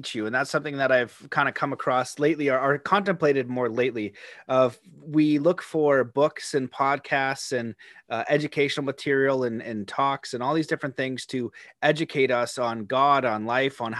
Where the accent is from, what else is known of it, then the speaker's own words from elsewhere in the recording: Canada; being Canadian